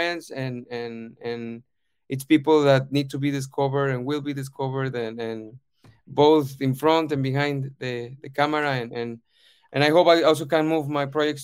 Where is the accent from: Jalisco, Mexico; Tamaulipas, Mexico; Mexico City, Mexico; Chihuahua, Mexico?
Jalisco, Mexico; Guadalajara; moved away as an adult; now in United Kingdom; I grew up in Guadalajara, Mexico, my whole life